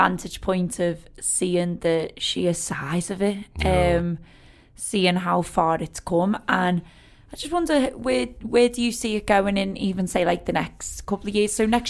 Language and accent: English; Liverpool, North West England, United Kingdom; me as a Scouser, we're very proud of what is ours.